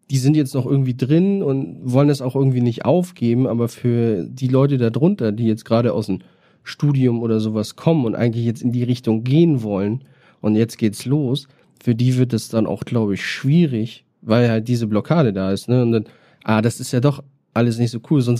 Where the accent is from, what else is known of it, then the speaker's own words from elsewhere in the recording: Berlin, Germany; und eigentlich noch Rapper werden und dann hätte ich so alles durch, was man so macht als Berliner und das habe ich alles in einem Jahr Corona gemacht.